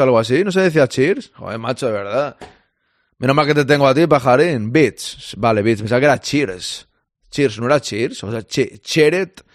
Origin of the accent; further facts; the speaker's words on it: Spain; yo soy español. De momento soy español